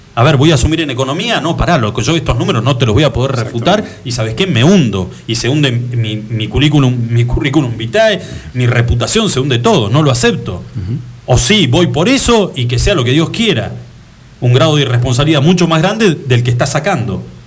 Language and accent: Spanish; Argentina; somos todos argentinos